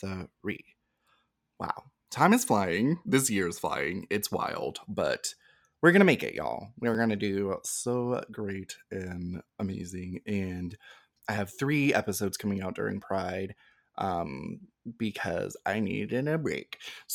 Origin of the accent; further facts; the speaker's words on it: Florida, United States; I am from Florida and I still am here.